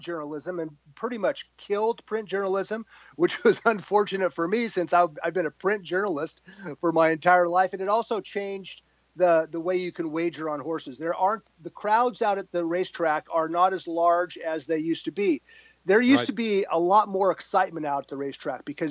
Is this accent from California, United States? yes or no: yes; San Gabriel Valley, California, United States; We grew up in the San Gabriel Valley. Santa Anita Park was always right around the corner